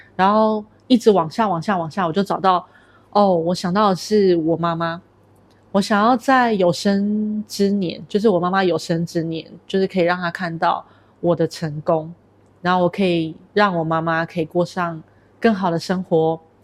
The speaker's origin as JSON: {"language": "Chinese", "country": "Taiwan", "moved": "yes", "lives_now": "Kuala Lumpur, Malaysia", "said": "我来自于台湾，目前居住在吉隆坡"}